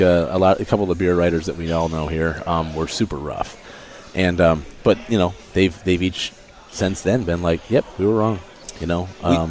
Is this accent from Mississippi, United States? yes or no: no; Chicago, Illinois, United States; moved away as an adult; also born or lived in Ohio / Virginia Beach; now in Portland, United States; I'm from Chicago originally